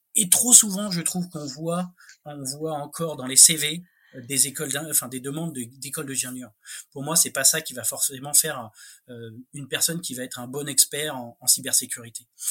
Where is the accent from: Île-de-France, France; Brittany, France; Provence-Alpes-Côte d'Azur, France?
Île-de-France, France; Paris; J'ai rien contre les Parisiens, hein, j'en suis